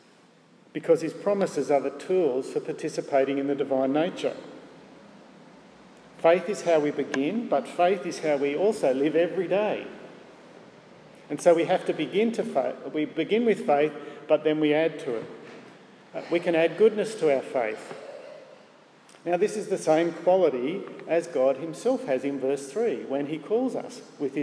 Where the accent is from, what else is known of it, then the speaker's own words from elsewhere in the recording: Gosford, New South Wales, Australia; Barry was my youth group leader growing up in Gosford Presbyterian Church